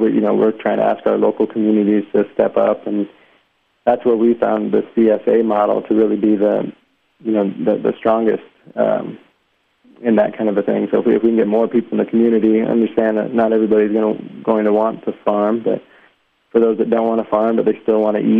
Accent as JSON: {"language": "English", "town": "Tucson", "region": "Arizona", "country": "United States", "tie": "born or raised there", "also_born_or_lived": "Sterling, Illinois", "said": "I was born in a small town in Illinois called Sterling, Illinois, it's about 100 miles west of Chicago, and it's a big corn and soybean town. And so I grew up, I grew up in Tucson"}